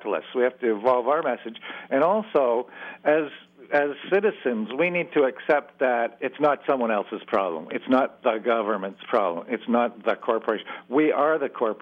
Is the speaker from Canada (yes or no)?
yes; Canada; I'm a Canadian